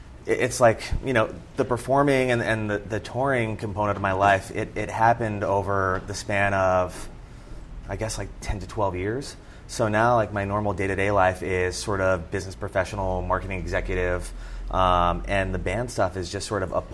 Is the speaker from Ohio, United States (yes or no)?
no; Churchville, Pennsylvania, United States; accent: Philadelphia; So I grew up in Churchville, Pennsylvania, which is about 20 miles outside of Philadelphia. Somehow I managed to shake the Philadelphia accent when I got ridiculed in college.